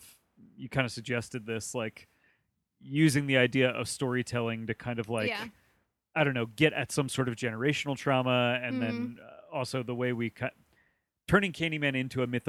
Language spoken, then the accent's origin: English; New Jersey, United States; I was born in New Jersey as well